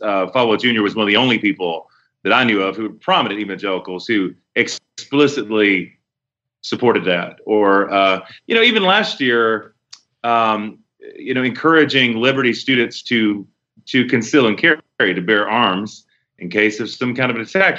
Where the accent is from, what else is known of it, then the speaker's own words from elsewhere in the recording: Charlotte, North Carolina, United States; moved away as an adult; now in Tulsa, United States; born and raised there all my life